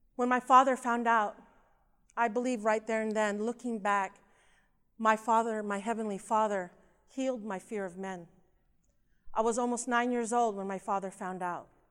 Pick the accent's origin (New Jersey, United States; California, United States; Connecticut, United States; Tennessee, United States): California, United States; Southern; also born or lived in Philippines; I was born in the Philippines. and we immigrated to the United States, to California, to Southern California when I was about two and a half years old